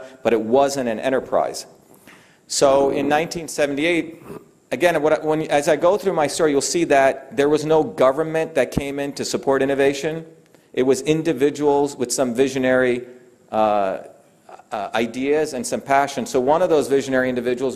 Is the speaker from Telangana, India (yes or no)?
no; Mumbai, Maharashtra, India; moved away; also born or lived in Rajapalayam, Tamil Nadu, India; I grew up in Bombay